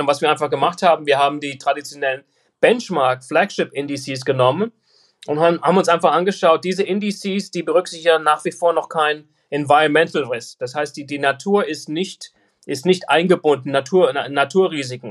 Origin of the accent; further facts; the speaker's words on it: Frankfurt, Hesse, Germany; moved away as an adult; now in United States; Ich bin äh, ein, ein gebürtiger Frankfurter, 1964 geboren in Frankfurt. Bin dann 1996 ausgewandert nach Amerika